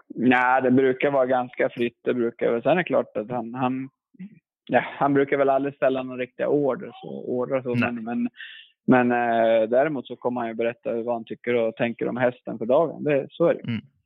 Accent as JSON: {"language": "Swedish", "country": "Sweden", "tie": "born or raised there", "also_born_or_lived": "United States", "said": "längtade tillbaka till, till Sverige och kompisarna där"}